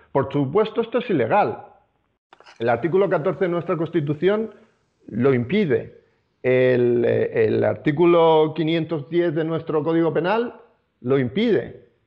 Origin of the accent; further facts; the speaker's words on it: Spain; los ciudadanos judíos españoles, somos ciudadanos españoles